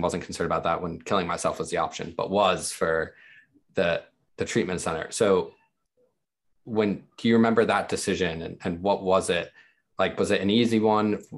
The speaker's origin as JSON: {"language": "English", "country": "United States", "tie": "born or raised there", "also_born_or_lived": "Dubai", "moved": "as an adult", "lives_now": "United Kingdom"}